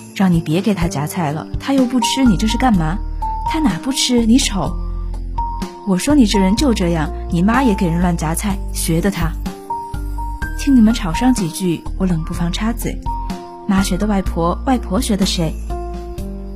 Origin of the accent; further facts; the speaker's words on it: Taizhou, Jiangsu, China; moved away as an adult; now in Nanjing, China; 来自江苏泰州。我在南京大学，距离我的家乡一百七十八公里